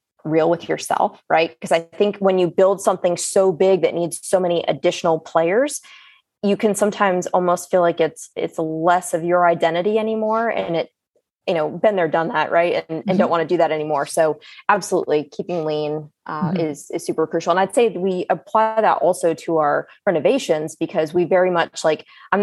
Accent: the North, United States; also born or lived in the South (US); now in US South; I'm from the North.

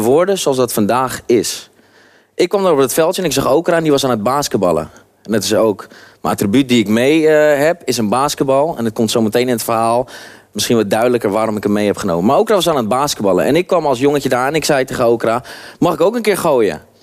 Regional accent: Haarlem, North Holland, Netherlands; Ik kom uit Haarlem, Schalkwijk. Schalkwijk is een achterstandswijk

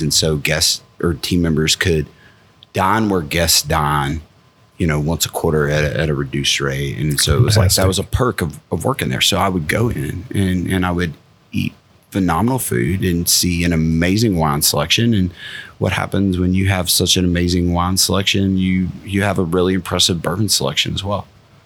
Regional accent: Maryville, Tennessee, United States; moved away as an adult; now in Frankfort, United States; I grew up about 45 minutes from the Smoky Mountains, about 25 minutes from Knoxville, a town called Maryville

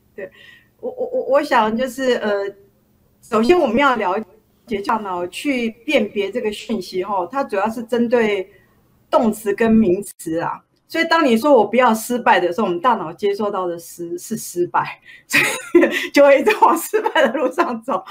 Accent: Taiwan; also born or lived in Taipei; 我小时候是在乡下的小学成长

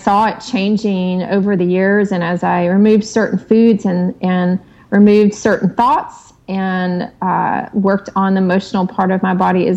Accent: the South, United States; I grew up in the South with the traditional Southern meals

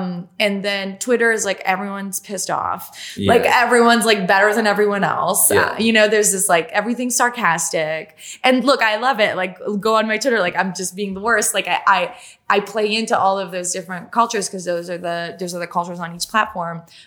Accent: Canada; first language French; English is a second language; I'm French Canadian. English is my second language.

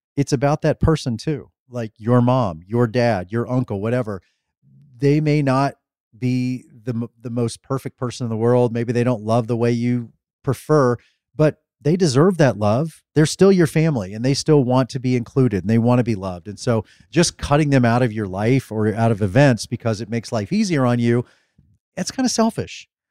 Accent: Midwest, United States; we grew up in the Midwest

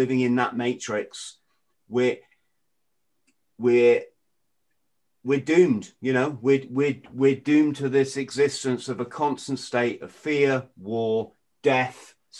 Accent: England, United Kingdom; I'm an Englishman born in England.

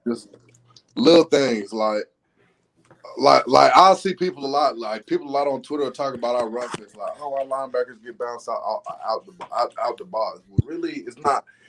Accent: Alabama, United States; now in Gainesville, United States; I'm from Bama.

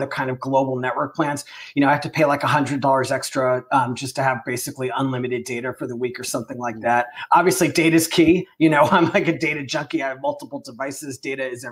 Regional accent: Long Island, New York, United States; I grew up on Long Island

